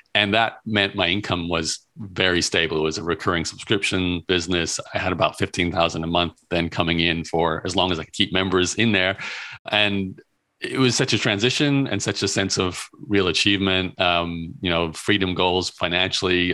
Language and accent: English; Brisbane, Queensland, Australia; moved away as an adult; also born or lived in Melbourne / Toronto; born and raised in Australia, in Brisbane, Australia